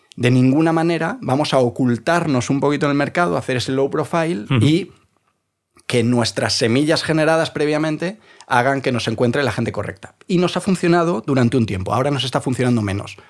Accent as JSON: {"language": "Spanish", "town": "Vigo", "region": "Galicia", "country": "Spain", "moved": "yes", "lives_now": "Madrid, Spain", "said": "Soy gallego."}